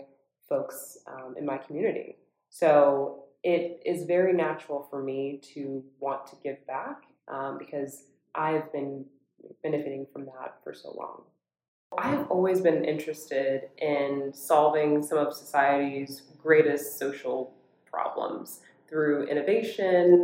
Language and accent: English; Orlando, Florida, United States; I grew up in Orlando, Florida, and I grew up specifically in a community called Dr. Phillips.